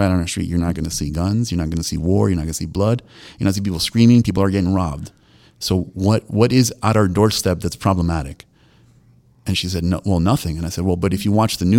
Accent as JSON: {"language": "English", "country": "Argentina", "tie": "born or raised there", "moved": "yes", "lives_now": "Florida, United States", "said": "I was born in Argentina, so I'm Latino descent"}